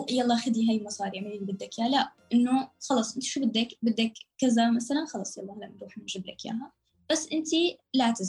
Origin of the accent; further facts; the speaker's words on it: Syria; also born or lived in Lebanon / Amman, Jordan; now in Istanbul, Turkey; لبنان من لبنان ردينا رجعنا على سوريا قعدنا فترة شهر بعدين آه، طلعنا من بلودان على عمان قعدنا لمدة ثلاث سنين ونص بعمان بالأردن بعدين من الأردن على تركيا